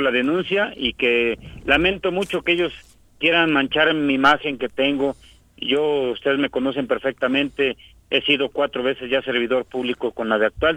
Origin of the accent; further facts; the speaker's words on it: Zacualpan de Amilpas, Morelos, Mexico; Yo soy de un municipio muy pequeño, Zacualpan de Amilpas